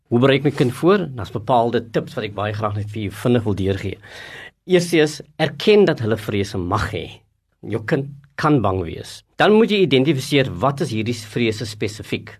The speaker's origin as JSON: {"language": "Afrikaans", "country": "South Africa"}